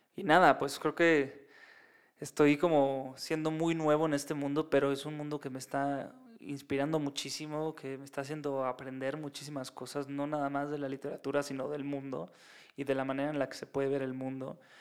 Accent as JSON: {"language": "Spanish", "country": "Mexico", "said": "es en la Ciudad de México"}